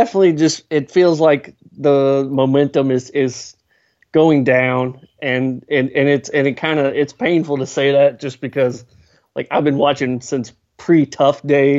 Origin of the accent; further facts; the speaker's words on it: Baton Rouge, Louisiana, United States; I'm from Baton Rouge.